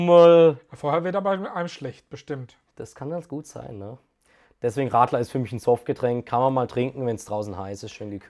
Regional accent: Karlsruhe, Baden-Württemberg, Germany; Baden ist meine Heimat, Karlsruhe ist meine Heimat. Und ich kann mir auch nicht vorstellen, dass ich hier wegziehe.

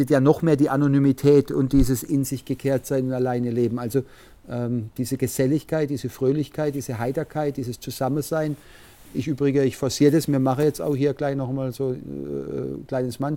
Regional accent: Karlsruhe, Baden-Württemberg, Germany; born there; also ich bin in Karlsruhe geboren.

